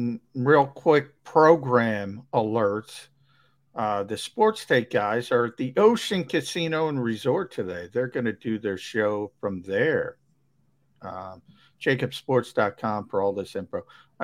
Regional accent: Minnesota, United States; moved away; I'm from Minnesota.

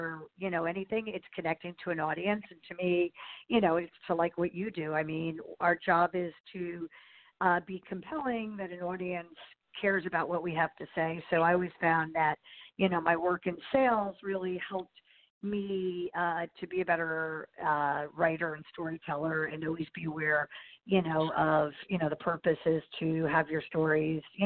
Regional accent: New York, United States; also born or lived in New Jersey / Los Angeles; I'm a New Yorker, basically. I mean, I grew up in the suburbs and live in the city now.

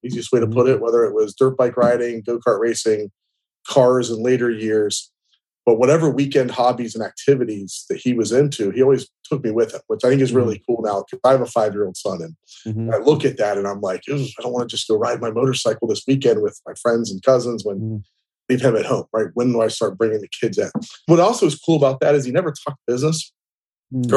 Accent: Canal Winchester, Ohio, United States; moved away as an adult; also born or lived in Dallas, Texas / South Florida; I was born in 1979 in Canal, Winchester, Ohio

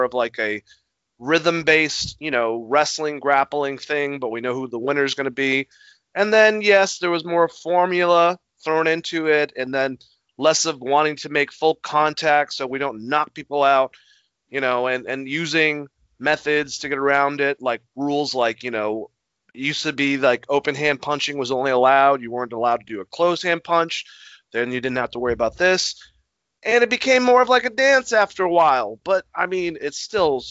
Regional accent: Boston, Massachusetts, United States; I'm from Boston. We bleed Boston

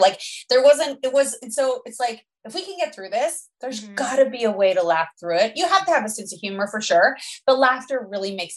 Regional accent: Canada

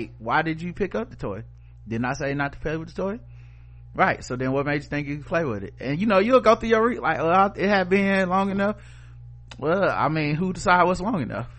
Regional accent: United States; I'm from Yorkwood

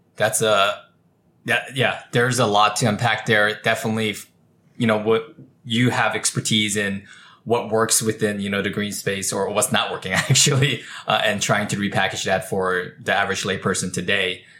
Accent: California, United States; I was born and raised in California. We're a very green state

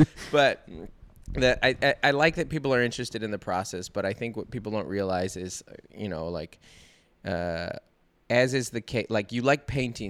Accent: Seattle, Washington, United States; I grew up in Seattle in the 90s.

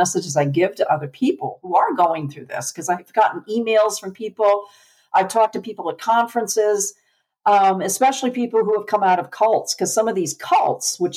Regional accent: Connecticut, United States; moved away as an adult; now in Tennessee, United States; we're from Connecticut

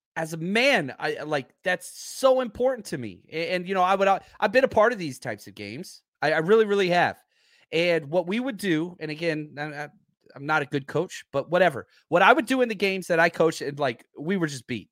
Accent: Dallas, Texas, United States; I grew up in Dallas

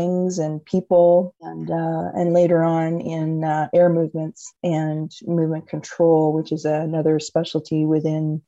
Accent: Cornwall, Ontario, Canada; moved away; I'm originally from Cornwall, Ontario, a very small town

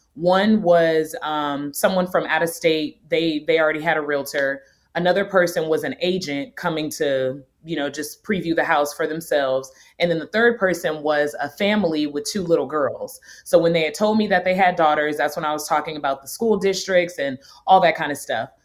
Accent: North Orange, California, United States; moved away as an adult; also born or lived in Nashville, Tennessee; now in Atlanta, United States; I'm originally born and raised in North Orange, California.

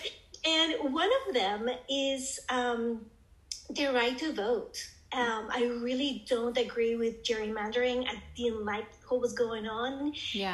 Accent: Colombia; also born or lived in United States / Singapore; now in Arizona, United States; I am, was born and raised in Colombia, South America, and then moved to the U.S.

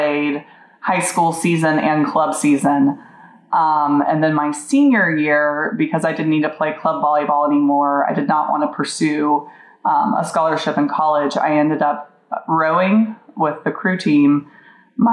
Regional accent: Tallahassee, Florida, United States; now in Orlando, United States; Tallahassee's grown up a lot since I grew up there

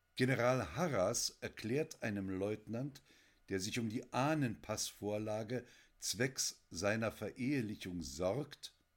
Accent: Germany; Ich bin Jahrgang 54 in der DDR geboren

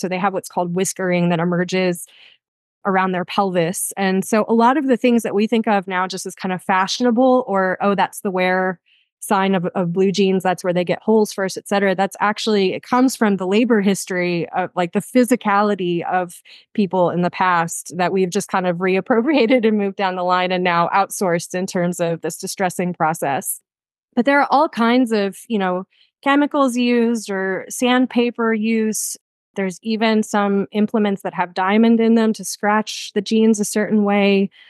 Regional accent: Texas, United States; born or raised there; moved away

